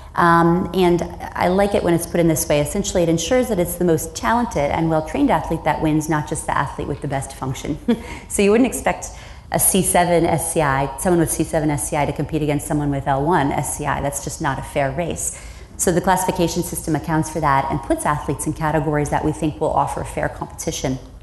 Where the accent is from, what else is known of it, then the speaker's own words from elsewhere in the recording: Iowa, United States; I grew up in the Midwest um, on a farm, and I'm a farm kid